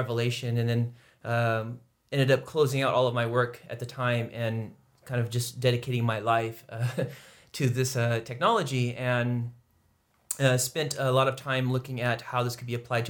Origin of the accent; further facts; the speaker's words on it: California, United States; I come from California and started in California working about 10 years